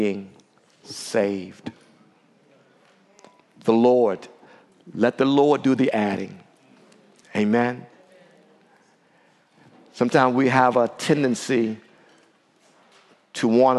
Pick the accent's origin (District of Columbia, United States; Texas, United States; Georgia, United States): District of Columbia, United States; Washington; the D.C. area, my hometown